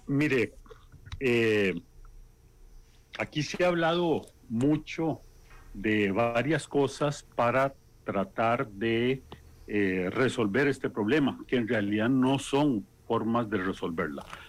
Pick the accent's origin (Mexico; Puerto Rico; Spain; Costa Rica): Costa Rica